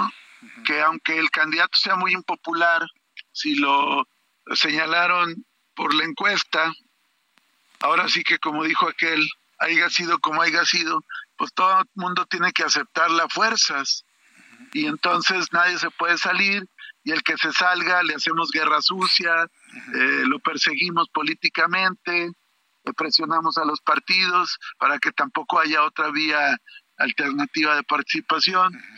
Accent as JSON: {"language": "Spanish", "town": "Torreón", "region": "Coahuila", "country": "Mexico", "tie": "born or raised there", "said": "Yo soy nativo de Torreón, soy lagunero."}